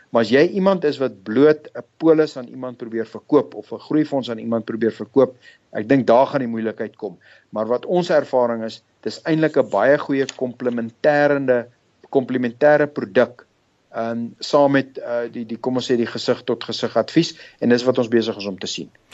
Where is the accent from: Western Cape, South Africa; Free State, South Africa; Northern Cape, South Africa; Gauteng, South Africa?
Gauteng, South Africa; Pretoria; moved away as an adult; also born or lived in London / Zurich; now in Johannesburg, South Africa; Wel ek het groot geword in Pretoria. Ek het daar skool gegaan.